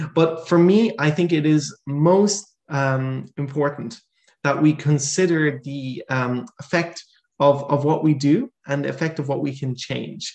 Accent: Ireland; now in Netherlands; I'm originally Irish

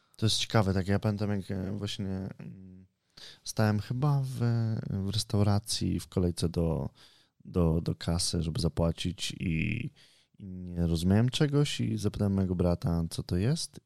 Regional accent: Poland; jestem z Polski

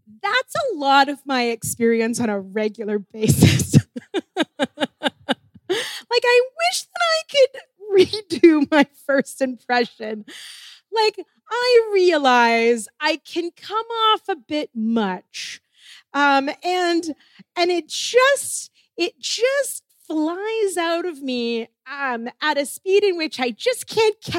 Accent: Ontario, Canada; moved away as an adult; I was coming in from Ontario

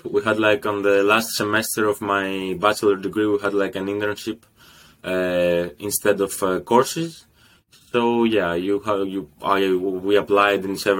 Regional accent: Greece; moved away as an adult; now in Rotterdam, Netherlands; I'm 24 years old. I'm from Greece, studying here in the Netherlands, in Rotterdam

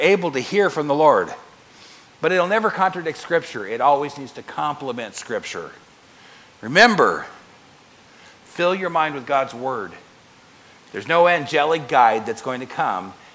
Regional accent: United States; I'm an American

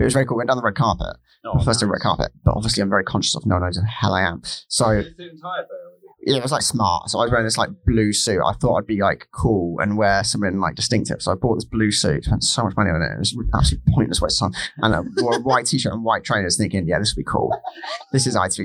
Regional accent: Hertfordshire, East of England, United Kingdom; I grew up in England

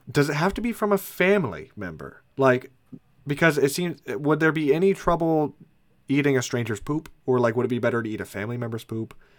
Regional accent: Indianapolis, Indiana, United States; we are from Indiana, specifically from Indianapolis.

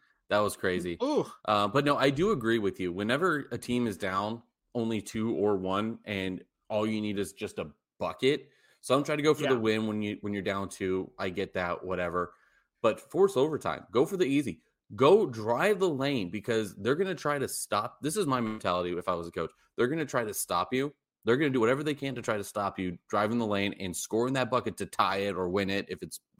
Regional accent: Las Vegas, Nevada, United States; We're from Vegas.

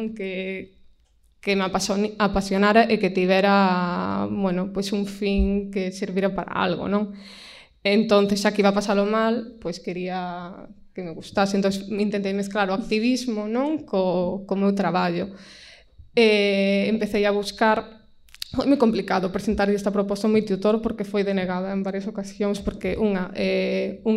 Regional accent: A Pobra do Caramiñal, Galicia, Spain; now in Vigo, Spain; eu son do, da Pobra do Caramiñal, que é na costa, na zona do Barbanza, entón tampouco son unha, unha muller do rural rural, pero sí que son dunha vila de menos de 10.000 habitantes.

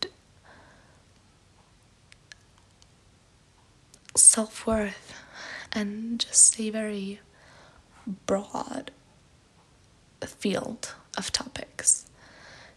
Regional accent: Germany; English is a second language; I'm from Germany

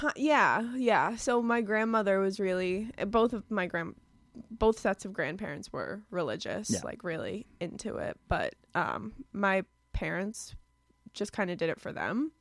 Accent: Lowell, Massachusetts, United States; I'm from Lowell. Yeah I grew up there and I still live there now with my parents

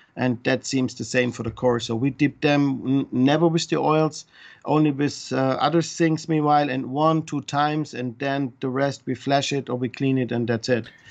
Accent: Switzerland; English is a second language; moved away; also born or lived in Germany; I come from Switzerland

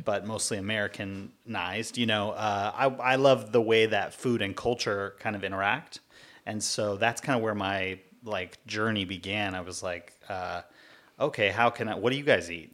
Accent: Cypress, California, United States; also born or lived in Long Beach; I was born here in Long Beach and grew up not too far away in uh, in a town called Cypress, mm, right in hmm. Orange County

